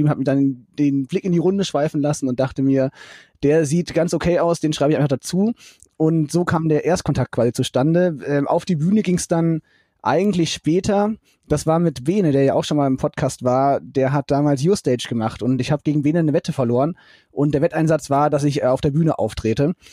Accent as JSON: {"language": "German", "town": "Fulda", "region": "Hesse", "country": "Germany", "tie": "born or raised there", "said": "Genau, Fulda geboren und dann ähm, dort auch zur Schule gegangen"}